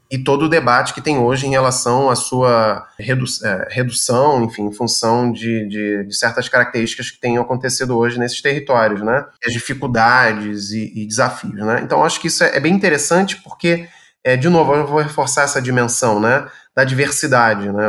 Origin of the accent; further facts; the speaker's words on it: Rio de Janeiro, Brazil; moved away as an adult; now in Rio Grande do Sul, Brazil; no Rio de Janeiro em particular, enfim, onde eu nasci